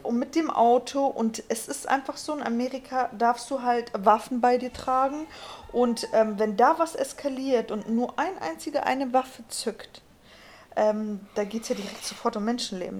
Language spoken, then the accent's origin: German; Germany; bei uns in Deutschland